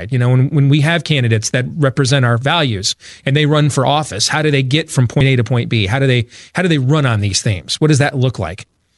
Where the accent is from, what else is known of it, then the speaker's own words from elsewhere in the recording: Grand Rapids, Michigan, United States; now in Des Moines, United States; And we had just had an event here in Iowa. That's where I live. I grew up in Grand Rapids, Michigan, but I was born in here in Des Moines, Iowa, and that's where I raise my family now.